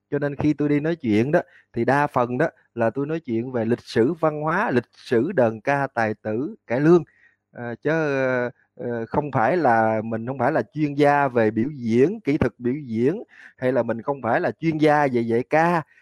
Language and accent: Vietnamese; Tân Châu, An Giang, Vietnam; tôi đến từ huyện Tân Châu tỉnh An Giang tôi sinh năm 1979 lúc tôi còn nhỏ thì cái xóm của tôi đờn ca tệ tử và cái lương rất là mạnh